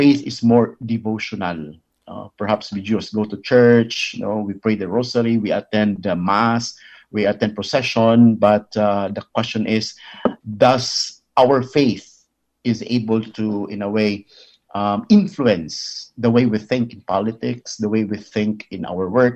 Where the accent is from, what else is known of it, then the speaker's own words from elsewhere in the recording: Philippines; being a Filipino